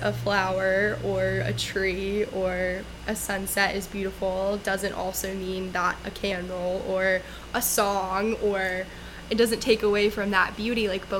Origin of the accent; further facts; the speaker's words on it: Louisiana, United States; Yes, I'm from Louisiana.